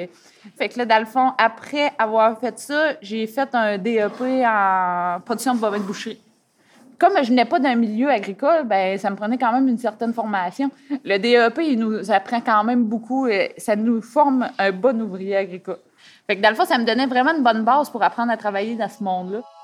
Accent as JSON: {"language": "French", "town": "Saint-Gabriel", "region": "Quebec", "country": "Canada", "tie": "born or raised there", "said": "Je suis originaire euh, de Saint-Gabriel"}